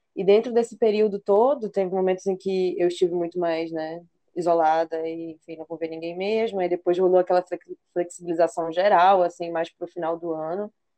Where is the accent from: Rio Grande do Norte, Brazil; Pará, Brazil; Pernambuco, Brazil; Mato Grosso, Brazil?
Pará, Brazil; Belém; moved away as an adult; also born or lived in Porto; now in Maranhão, Brazil; eu também, belenense